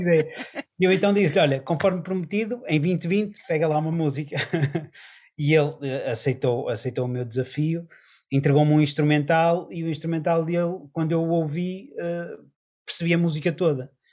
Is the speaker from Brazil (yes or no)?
no; Porto, Norte, Portugal; nós eh, somos do Porto